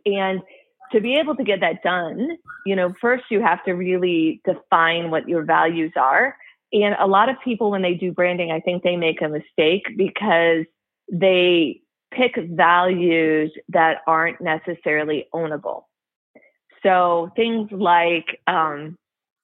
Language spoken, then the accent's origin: English; Midwest, United States; I went to Michigan. Yes, I'm from the Midwest